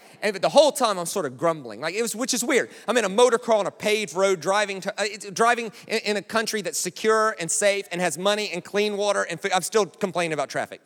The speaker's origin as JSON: {"language": "English", "country": "United States", "moved": "as an adult", "lives_now": "Australia", "said": "I'm American, right? Sort of. I've been living here for 16 years."}